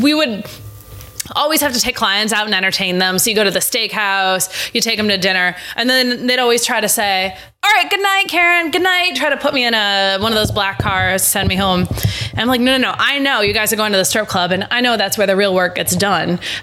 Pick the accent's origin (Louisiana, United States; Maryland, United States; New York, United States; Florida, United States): New York, United States; Rochester; moved away as an adult; I grew up in Western New York in Rochester. And then when I finished college, I moved to New York City straight away